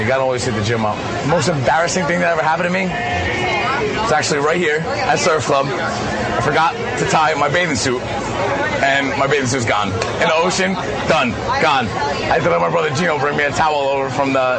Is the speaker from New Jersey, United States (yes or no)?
yes; Wayne, New Jersey, United States; I'm from Wayne, New Jersey